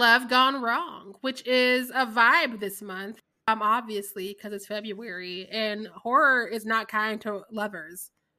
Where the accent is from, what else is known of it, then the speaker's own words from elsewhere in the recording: Midwest, United States; I'm from the Midwest and I'm drinking always.